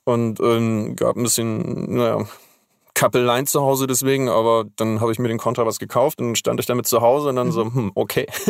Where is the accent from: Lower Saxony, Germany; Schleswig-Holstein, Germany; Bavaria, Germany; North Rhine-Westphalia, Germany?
Schleswig-Holstein, Germany; aufgewachsen und geboren bin ich in Schleswig-Holstein